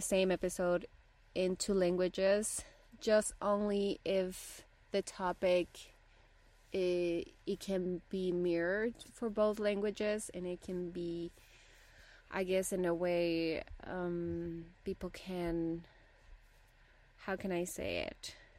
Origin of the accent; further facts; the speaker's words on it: Bolivia; first language Spanish; English is a second language; also born or lived in Rocky Mountains, Canada; now in Canada; I'm originally from Bolivia and my first language is Spanish